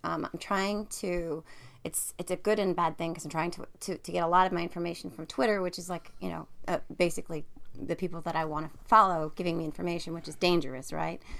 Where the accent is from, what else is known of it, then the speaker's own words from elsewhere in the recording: New Jersey, United States; I live in New Jersey. I'm from New Jersey